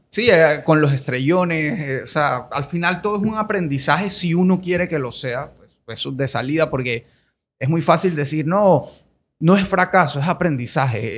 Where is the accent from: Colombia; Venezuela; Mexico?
Colombia; moved away as an adult; now in Panama; yo nací en Colombia, viví 18 años en Colombia, ahora soy panameño full